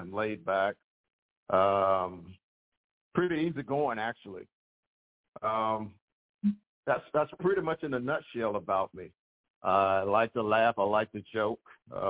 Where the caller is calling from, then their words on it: Chesapeake, Virginia, United States; Chesapeake, Virginia.